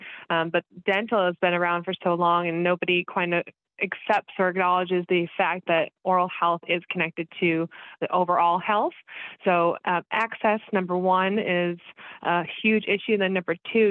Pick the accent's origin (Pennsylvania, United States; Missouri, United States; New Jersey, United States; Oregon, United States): Missouri, United States; Kansas City; I am from Kansas City